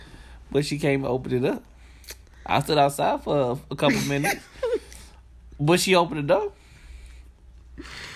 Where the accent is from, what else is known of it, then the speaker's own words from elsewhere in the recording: Detroit, Michigan, United States; growing up in Detroit, growing up in the North and growing up in the South